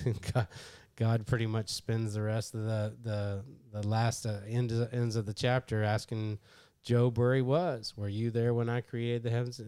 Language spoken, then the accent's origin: English; Kentucky, United States; I'm from Kentucky